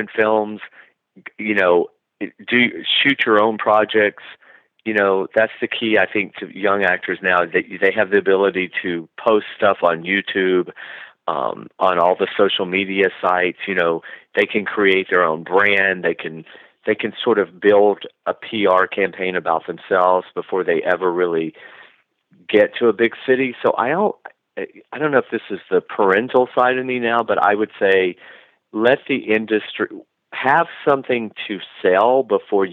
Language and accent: English; Georgia, United States; moved away as an adult; also born or lived in Los Angeles, United States; now in Palm Springs, United States; I left Georgia